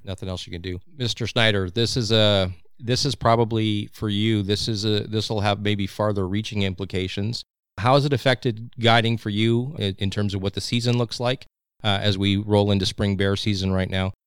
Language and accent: English; Saskatchewan, Canada; now in British Columbia, Canada; a transplant to British Columbia, although I was originally born here, believe it or not. Uh, I am from Saskatchewan.